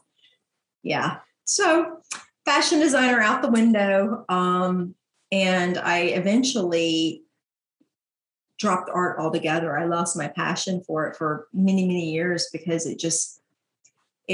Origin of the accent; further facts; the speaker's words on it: LaGrange, Georgia, United States; LaGrange, Georgia